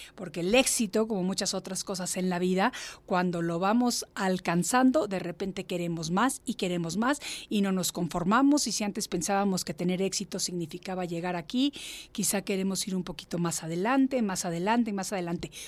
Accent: Mexico; moved away; Yo también estoy recientemente reubicada a mi México, porque yo estuve viviendo fuera de México 36 años

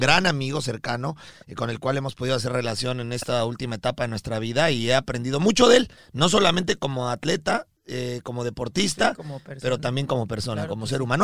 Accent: Mexico; Rodrigo de Obando y, yo somos mexicanos

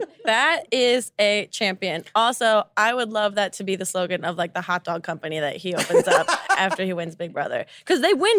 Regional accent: New Jersey, United States; we are both from New Jersey.

